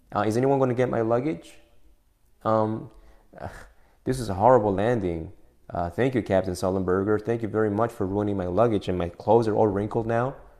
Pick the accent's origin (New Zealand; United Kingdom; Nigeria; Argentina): Argentina; now in United States; before I was a U.S. citizen, you know that I was an Argentinian citizen